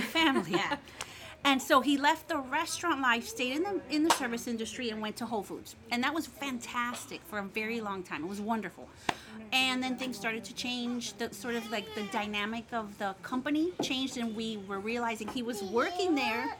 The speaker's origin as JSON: {"language": "English", "town": "Miami", "region": "Florida", "country": "United States", "moved": "yes", "lives_now": "Baton Rouge, United States", "said": "I'm from Miami"}